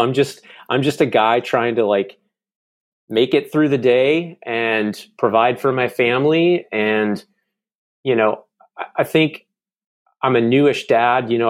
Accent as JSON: {"language": "English", "town": "Charlotte", "region": "North Carolina", "country": "United States", "tie": "born or raised there", "also_born_or_lived": "Jackson, Mississippi", "moved": "as an adult", "lives_now": "Nashville, United States", "said": "I lived there until I was about eight, eight and a half, and then my dad got transferred, uh, to Charlotte, North Carolina."}